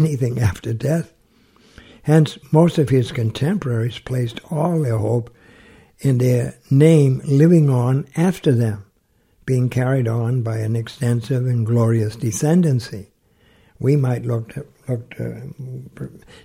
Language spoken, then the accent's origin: English; New England, United States; I grew up in New England